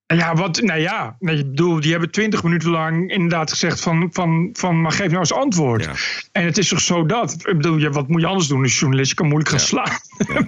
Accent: Netherlands; moved away as an adult; als Nederlander dat ik geen Arabisch ken

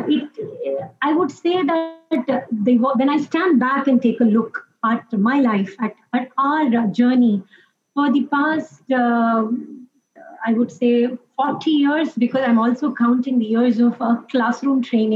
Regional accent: Mumbai, Maharashtra, India; Us being born and brought up in Mumbai, so we were exposed to Marathi

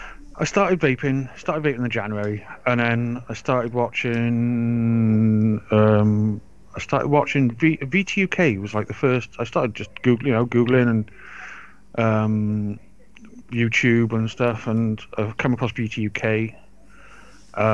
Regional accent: Wales, United Kingdom; also born or lived in Forest of Dean, England; I've just lived in Wales since I was three, four years old. Always lived in Wales.

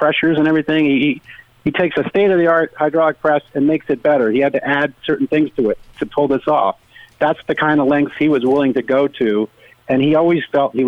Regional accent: Rhode Island, United States; born or raised there; now in Connecticut, United States

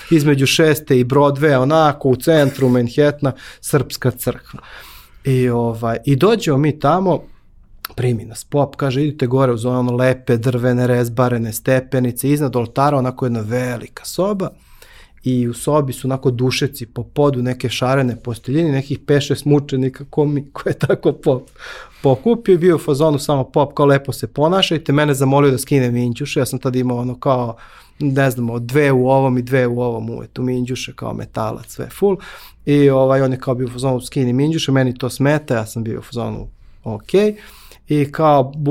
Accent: Belgrade, Serbia; moved away as an adult; odakle si ti? Ja kažem, iz Beograda.

